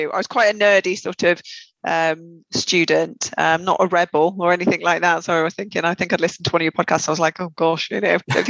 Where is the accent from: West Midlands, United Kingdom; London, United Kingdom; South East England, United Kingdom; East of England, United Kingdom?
West Midlands, United Kingdom; accent: Black Country; Black Country girl, even though my sister, who's still there, thinks I'm a traitor because I've lost my accent.